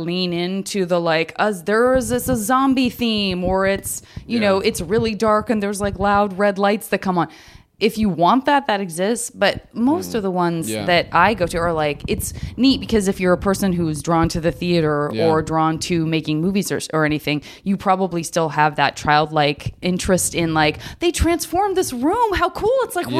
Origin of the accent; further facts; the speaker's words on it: Arizona, United States; I'm from Arizona, as I said, and I would say malls were very important to me because in 110 degree weather, if you're a kid with no money, like walking around the mall is about all you got.